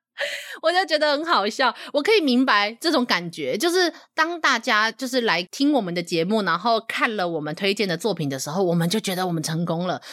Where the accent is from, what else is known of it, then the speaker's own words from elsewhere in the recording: Taiwan; 我们台湾人